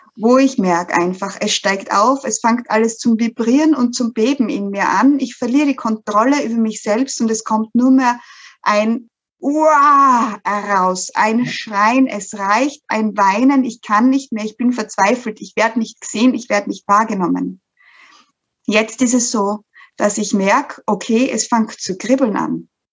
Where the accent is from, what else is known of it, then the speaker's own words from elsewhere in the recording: Styria, Austria; ich aus der Steiermark komme, aus, komme aus dem schönen Österreich.